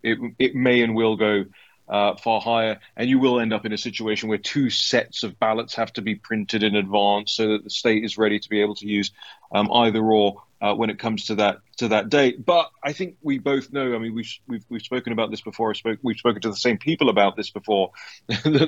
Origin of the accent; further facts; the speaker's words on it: United Kingdom; I'm from the United Kingdom